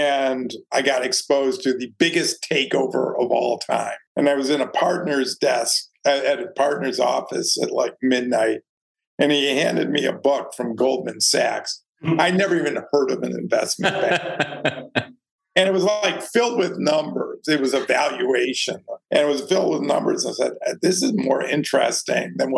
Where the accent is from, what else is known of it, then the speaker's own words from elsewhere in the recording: suburb of Detroit, Michigan, United States; moved away as an adult; now in New York, United States; I grew up in a nice suburb of Detroit